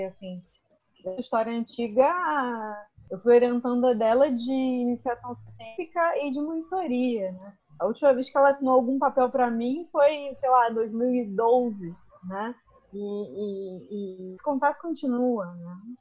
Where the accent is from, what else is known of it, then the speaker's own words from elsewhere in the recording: Campo Grande, Brazil; eu sou de Campo Grande